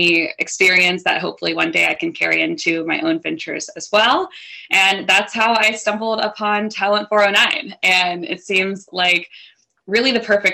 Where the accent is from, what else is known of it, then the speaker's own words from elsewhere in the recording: the Carolinas, United States; moved away as an adult; also born or lived in New York City; now in Charlotte, United States; I'm originally from the Carolinas, but called New York City home for a little over 7 years